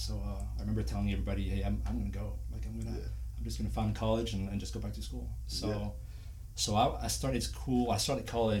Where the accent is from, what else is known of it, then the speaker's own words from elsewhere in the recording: France; English is a second language; moved away as an adult; also born or lived in Colorado; now in Orlando, United States; So first of all, I was born and raised in France.